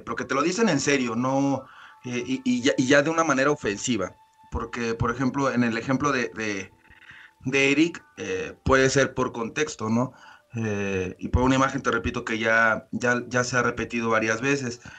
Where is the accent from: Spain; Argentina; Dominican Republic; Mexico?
Mexico; Mexico City; moved away; yo nací en el DF propiamente